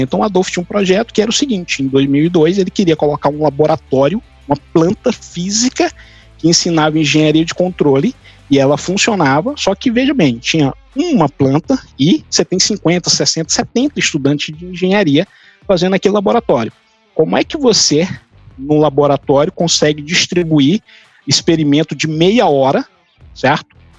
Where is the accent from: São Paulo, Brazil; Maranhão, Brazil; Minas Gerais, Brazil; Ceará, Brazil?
Maranhão, Brazil; Sucupira do Riachão; moved away; lá em São João dos Patos, Sucupira do Riachão, minha terra natal